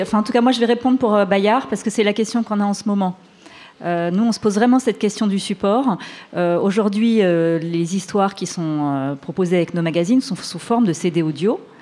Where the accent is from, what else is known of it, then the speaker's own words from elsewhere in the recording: France; chez nous en France